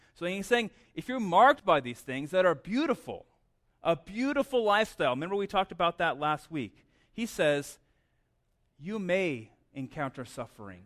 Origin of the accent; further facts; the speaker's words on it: Southwest, United States; also born or lived in Las Cruces, New Mexico; I grew up in the Southwest